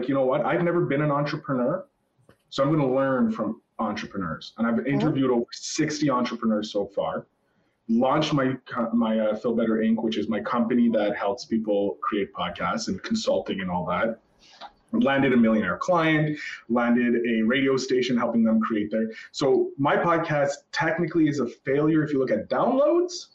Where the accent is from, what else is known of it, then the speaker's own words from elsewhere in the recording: Canada; As a Canadian